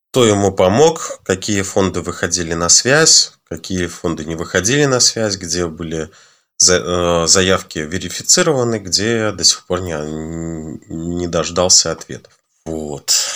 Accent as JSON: {"language": "Russian", "country": "Belarus", "said": "в нашей стране"}